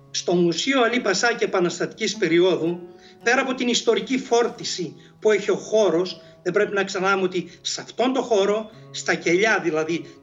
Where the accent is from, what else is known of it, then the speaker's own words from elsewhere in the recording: Greece; Απλώς εμείς ως Έλληνες εκμεταλλευτήκαμε αυτή την αντίθεση